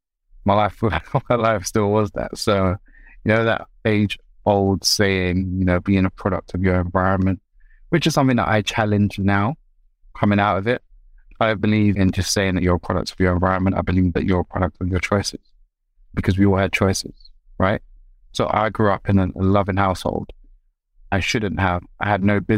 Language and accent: English; London, United Kingdom; But I was raised in South London. So the person that you see before you, I'm made of South London stock